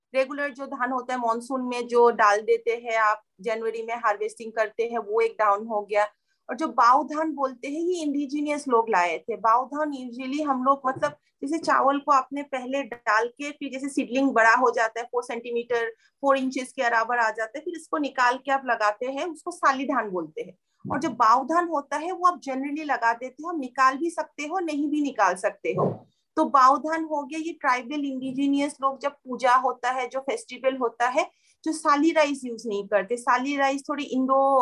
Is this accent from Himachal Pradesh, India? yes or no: no; Kokrajhar, Assam, India; मैं जहाँ से बिलोंग करती हूँ कोकराचार साइड